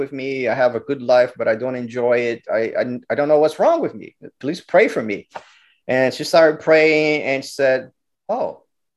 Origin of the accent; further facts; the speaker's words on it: Brazil; also born or lived in Rio de Janeiro; now in United States; So I grew up Catholic in Brazil